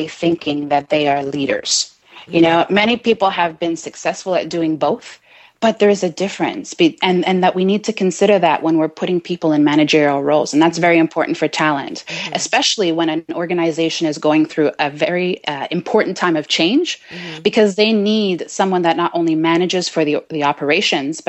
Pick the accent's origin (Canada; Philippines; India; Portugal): Canada; also born or lived in Jamaica / Trinidad; So I live in Montreal, Canada. Uh-huh. So I'm a Canadian girl. And I represent for the island of Jamaica. And I also have heritage in Trinidad.